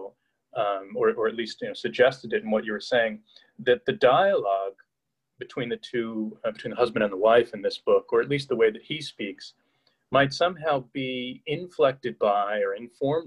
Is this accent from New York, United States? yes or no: yes; Hudson Valley, New York, United States; I grew up in the Hudson Valley of New York State.